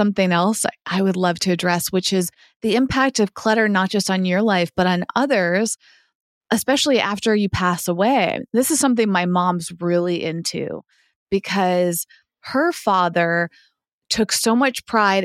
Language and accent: English; Massachusetts, United States; now in Los Angeles, United States; when I grew up in Massachusetts.